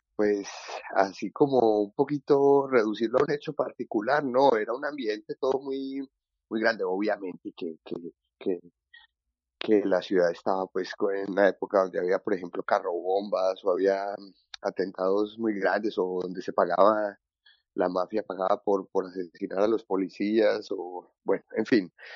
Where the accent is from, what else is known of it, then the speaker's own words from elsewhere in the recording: Medellín, Antioquia, Colombia; moved away as an adult; now in Vienna, Austria; esa fue un poquito mi, mi infancia y mi adolescencia, en la Medellín de los ochentas y de los noventas